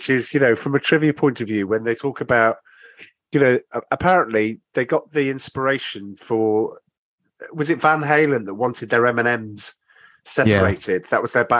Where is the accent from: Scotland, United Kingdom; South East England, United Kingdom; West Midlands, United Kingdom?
West Midlands, United Kingdom; Shropshire; moved away; growing up in Shropshire